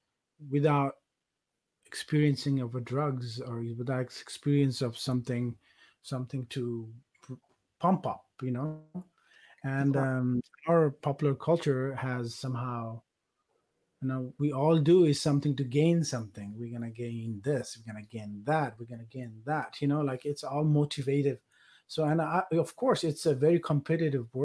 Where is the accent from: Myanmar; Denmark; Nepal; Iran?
Nepal; moved away; I grew up in Nepal